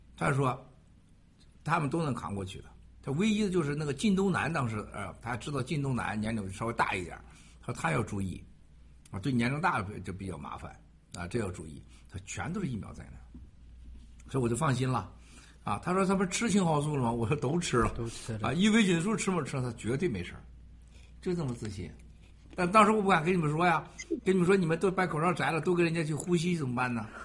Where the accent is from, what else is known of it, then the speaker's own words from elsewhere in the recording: Shandong, China; moved away; 山东我老家